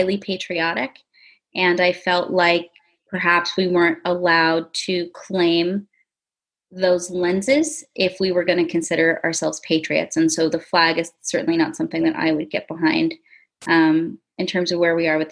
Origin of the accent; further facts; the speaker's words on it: United States; first language English; I was born and raised in America